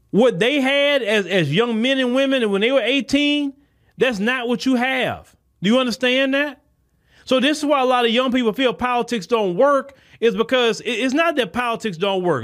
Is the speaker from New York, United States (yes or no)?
no; Port Arthur, Texas, United States; I'm coming from Port Arthur. I'm not talking about a Houston or a Dallas or something like that. I'm talking about a s, Port Arthur, Texas, small like